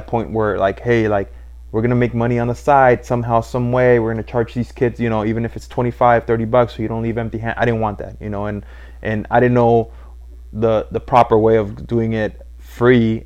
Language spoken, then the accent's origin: English; Los Angeles, California, United States; I was born and raised in East